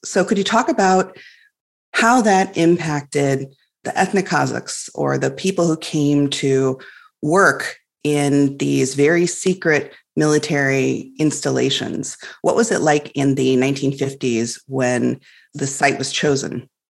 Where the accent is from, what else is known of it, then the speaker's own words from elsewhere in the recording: Illinois, United States; I grew up in Illinois, which is on the prairie